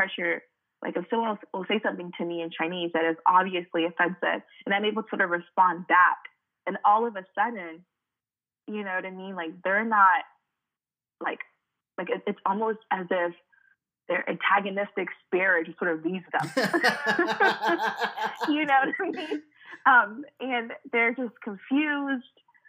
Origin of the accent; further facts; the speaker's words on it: Cameroon; And even for me, growing up in Cameroon, I didn't really know what that meant because South Africa, is not super close to Cameroon